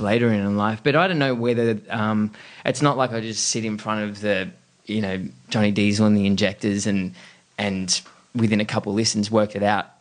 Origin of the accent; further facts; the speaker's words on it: Camden, New South Wales, Australia; also born or lived in Coogee; Grew up in Camden, right. southwest Sydney.